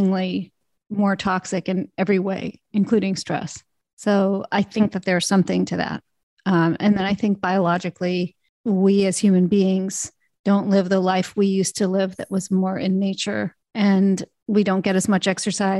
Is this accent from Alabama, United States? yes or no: yes; Alabama, United States; also born or lived in Canada; growing up in Alabama